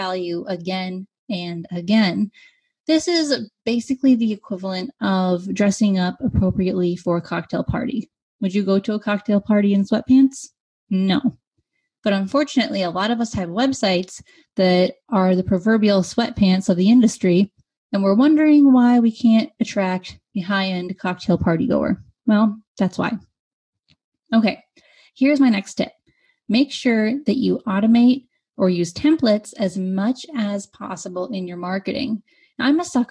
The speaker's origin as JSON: {"language": "English", "country": "United States", "said": "I am an American"}